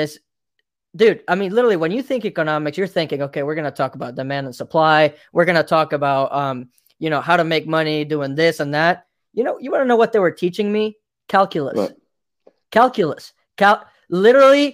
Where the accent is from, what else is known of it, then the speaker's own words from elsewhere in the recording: Mexico; moved away; I come from Mexico, and I tell you something, down there, we didn't have much